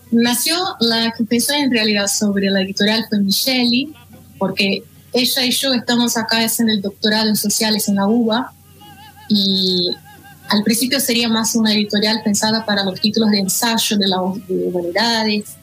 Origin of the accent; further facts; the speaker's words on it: Recife, Pernambuco, Brazil; Spanish is a second language; moved away as an adult; now in Buenos Aires, Argentina; yo soy de Recife